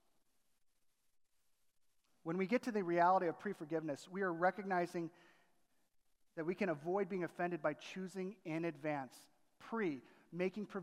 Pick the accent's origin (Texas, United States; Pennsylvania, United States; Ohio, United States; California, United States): California, United States; Southern; moved away as an adult; also born or lived in Chicago area; growing up in Southern California